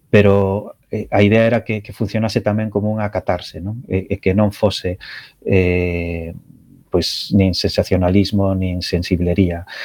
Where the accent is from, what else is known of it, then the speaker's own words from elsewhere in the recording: Betanzos, Galicia, Spain; eu son de Betanzos, e a miña familia de Betanzos